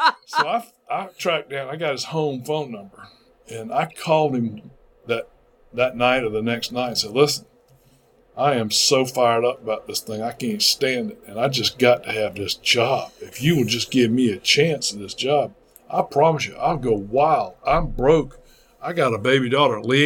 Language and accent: English; Greenville, South Carolina, United States; also born or lived in Nashville, Tennessee; Greenville, South Carolina, my hometown.